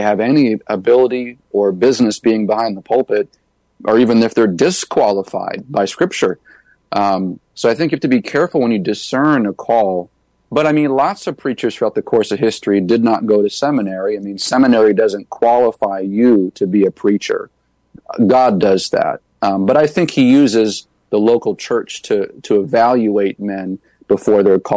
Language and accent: English; New Hampshire, United States; planted a church right in my hometown